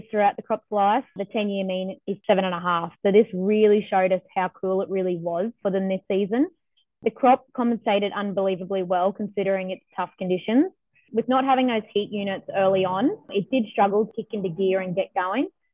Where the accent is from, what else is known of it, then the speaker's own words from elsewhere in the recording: Biloela, Queensland, Australia; I grew up in Billawilla on our family farm, which is a mixed grain and cotton farm.